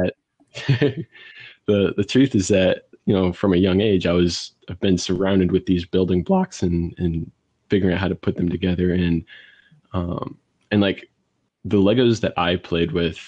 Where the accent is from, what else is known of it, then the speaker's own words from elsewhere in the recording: St. Louis, Missouri, United States; I'm from St. Louis, Missouri